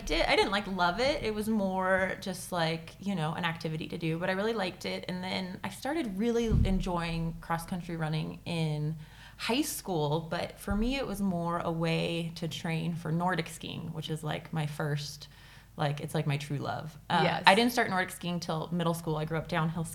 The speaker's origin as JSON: {"language": "English", "town": "Tahoe City", "region": "California", "country": "United States", "tie": "born or raised there", "said": "I loved growing up in Tahoe"}